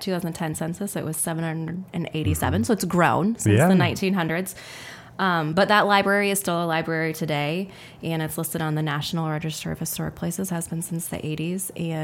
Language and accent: English; Alden, Iowa, United States; It is in Iowa. And the answer is Alden. I grew up knowing the answer to this question, actually, because that is my hometown.